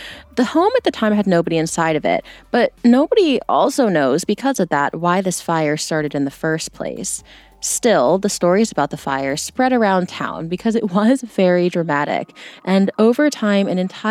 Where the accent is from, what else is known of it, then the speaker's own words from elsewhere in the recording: Virginia, United States; my home state.